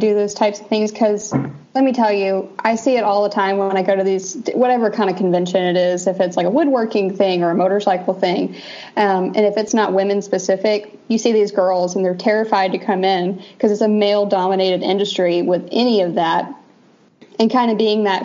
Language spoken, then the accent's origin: English; Georgia, United States; now in Western United States; I'm from Georgia